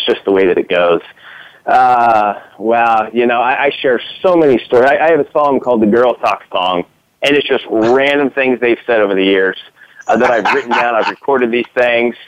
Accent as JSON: {"language": "English", "town": "Kansas City", "country": "United States", "said": "We're from here in Kansas City"}